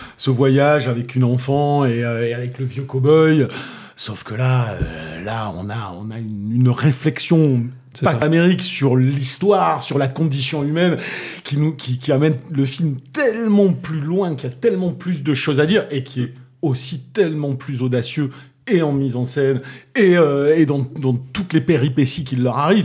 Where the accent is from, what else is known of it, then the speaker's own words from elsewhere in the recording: Toulouse, Occitania, France; accent: Toulousain; mon accent toulousain